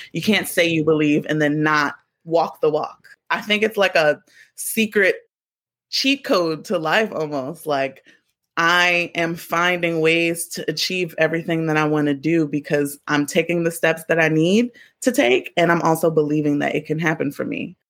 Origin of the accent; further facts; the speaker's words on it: Baltimore, Maryland, United States; moved away; also born or lived in New York; I'm from Baltimore, both of my parents are from uptown New York